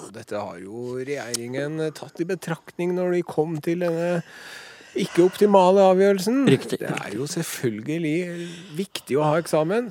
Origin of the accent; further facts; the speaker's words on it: Trøndelag, Norway; oss trøndere